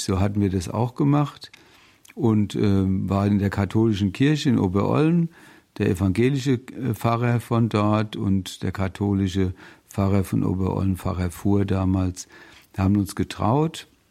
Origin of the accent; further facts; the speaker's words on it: Bingen am Rhein, Rhineland-Palatinate, Germany; also born or lived in Mainz; Ich komme aus dem schönen Rheinhessen bin da auch geboren in Bingen im Heiliggeist Krankenhaus